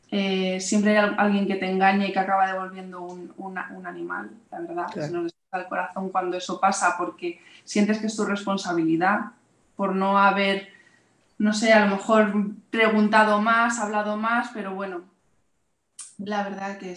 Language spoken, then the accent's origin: Spanish; Madrid, Community of Madrid, Spain; nosotras trabajamos en Madrid, vamos, somos todas de Madrid